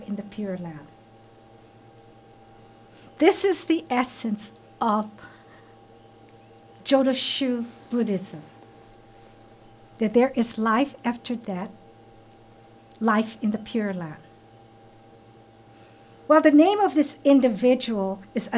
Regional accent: Hawaii, United States; born and raised in Hawaii

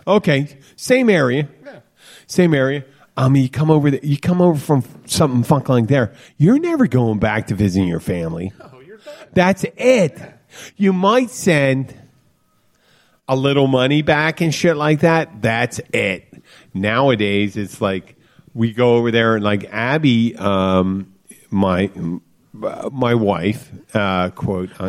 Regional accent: the Florida Keys, United States; grew up together down here pretty much. I guess that's what you do in the Keys.

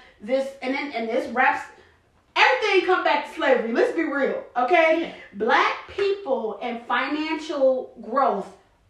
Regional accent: United States; My heritage is African, absolutely. Yeah. But I am American. I'm a Black American.

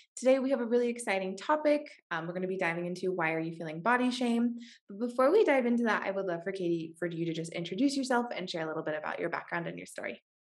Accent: Washington, United States; moved away; also born or lived in San Francisco; I grew up in Washington State

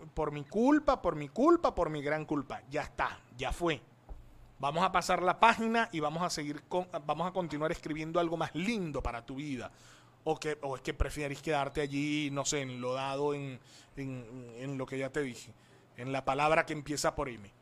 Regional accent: Coro, Falcón, Venezuela; coro Estado Falcón, Venezuela, I am from

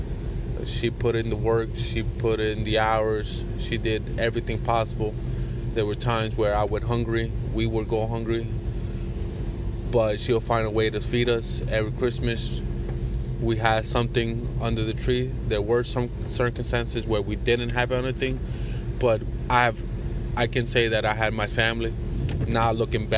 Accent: New Jersey, United States; also born or lived in Puerto Rico; I was born in Puerto Rico, raised here in New Jersey

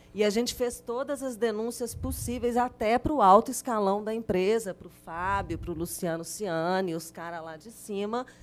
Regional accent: Belo Horizonte, Minas Gerais, Brazil; now in Brumadinho, Brazil; eu nasci em Belo Horizonte e fiz jornalismo

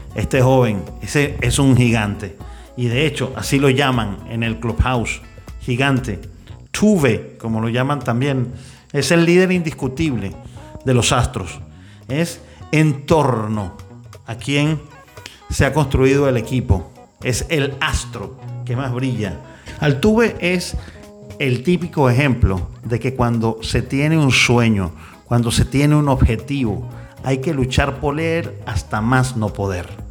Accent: Venezuela; somos los verdaderos venezolanos

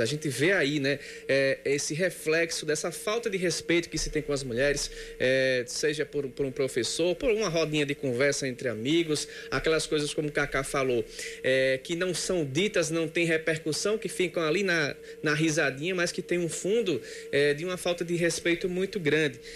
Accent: Sapé, Paraíba, Brazil; a minha infância foi toda em sapé.

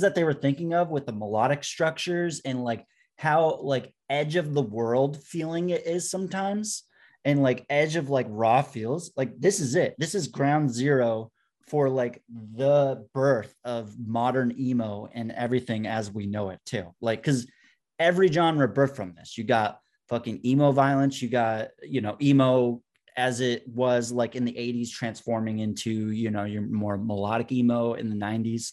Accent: Vermont, United States; born or raised there

